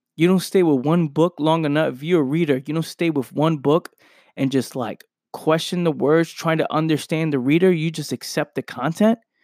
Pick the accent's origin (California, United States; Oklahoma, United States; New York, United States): New York, United States; New York City; I'm from a place where I grew up in the Bronx, New York